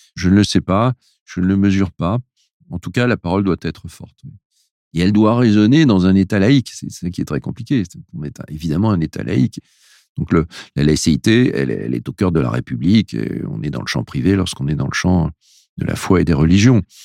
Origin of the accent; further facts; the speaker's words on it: France; on est des Français, on est issu d'une culture